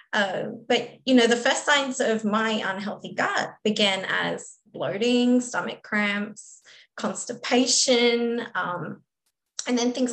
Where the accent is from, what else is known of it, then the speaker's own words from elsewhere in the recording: Australia; moved away as an adult; now in United States; I'm Australian and I moved to America